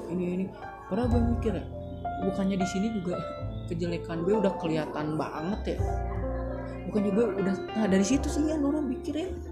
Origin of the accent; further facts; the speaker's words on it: Bandung, West Java, Indonesia; gue juga orang Bandung